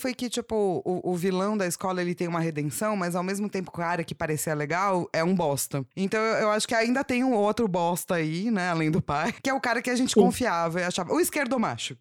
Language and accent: Portuguese; São Paulo, Brazil; eu nasci na Avenida Paulista